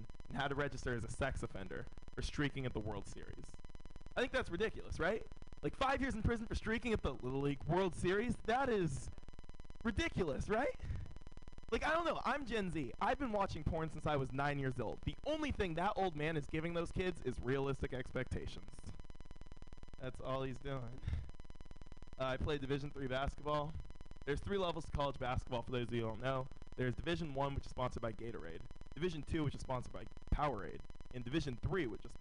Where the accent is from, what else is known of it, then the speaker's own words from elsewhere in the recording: San Francisco, California, United States; Born and raised in San Francisco.